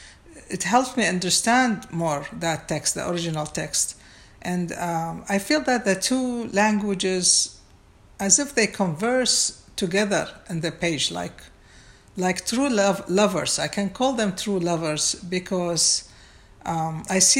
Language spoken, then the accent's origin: English; Baghdad, Baghdad Governorate, Iraq; moved away; I was born and raised in Baghdad